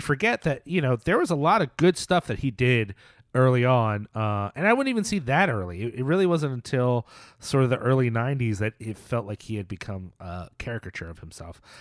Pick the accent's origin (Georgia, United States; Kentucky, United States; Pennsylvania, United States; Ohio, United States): Pennsylvania, United States; Philadelphia; moved away; also born or lived in Norfolk, Virginia; Philly, which, as listeners know, is, uh, sort of my hometown